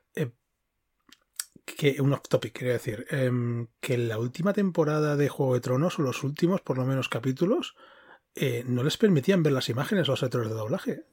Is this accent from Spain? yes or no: yes; Girona, Catalonia, Spain; now in Madrid, Spain; aquí en Madrid es, más fácil, pero yo soy de Girona